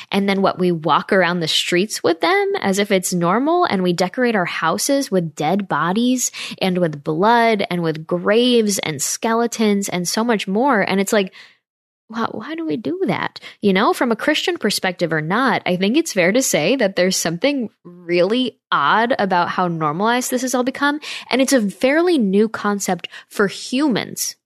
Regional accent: Northeast, United States; moved away; I'm from the Northeast where, like, every neighborhood house is covered in, like, fake spider webs

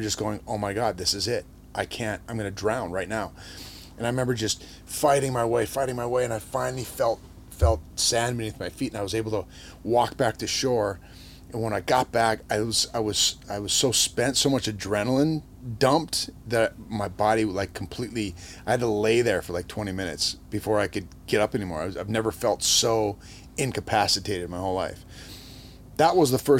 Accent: Minot, North Dakota, United States; moved away; Growing up in North Dakota, we're about as far from any ocean as you can get

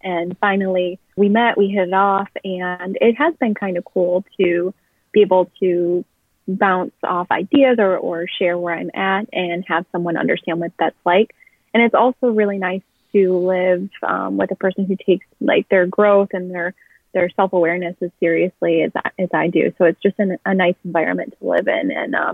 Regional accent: Midwest, United States; now in Chicago, United States; I grew up in the Midwest. I'm currently living in Chicago.

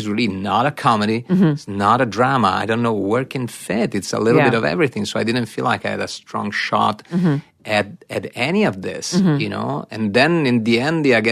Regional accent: Italy; moved away; growing up in Italy

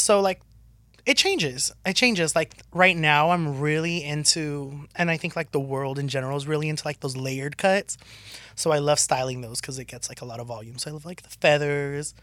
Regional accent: Southern California, United States; growing up in SoCal

